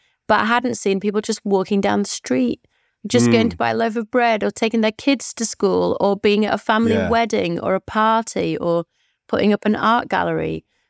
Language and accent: English; Moortown, Yorkshire and the Humber, United Kingdom; So I remember I grew up in Moortown, a mostly white area and quite a Jewish area.